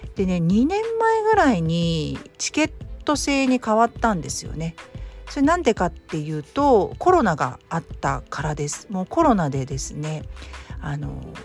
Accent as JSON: {"language": "Japanese", "region": "Kanto", "country": "Japan", "tie": "born or raised there", "moved": "as an adult", "lives_now": "Kansai, Japan", "said": "私も関東出身"}